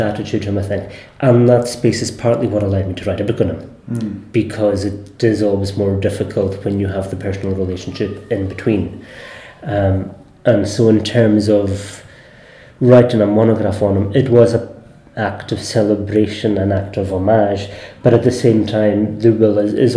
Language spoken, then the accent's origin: English; Isle of Lewis, Scotland, United Kingdom; first language Scottish Gaelic; growing up in Lewis, but growing up speaking Gaelic